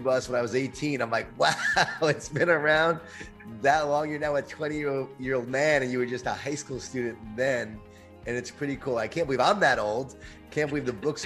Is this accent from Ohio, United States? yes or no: no; Long Island, New York, United States; I grew up in Long Island, New York, in a Jewish Italian family